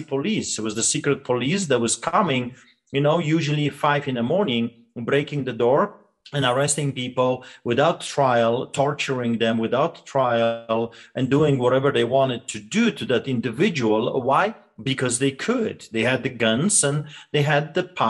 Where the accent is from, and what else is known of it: Poland; born or raised there; English is a second language; moved away as an adult; now in Canada